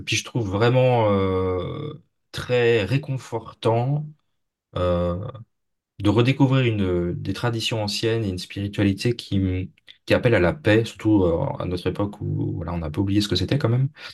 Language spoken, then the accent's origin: French; Brittany, France; je suis français, mais je viens de, la région bretonne, donc pas très loin de la région bretonne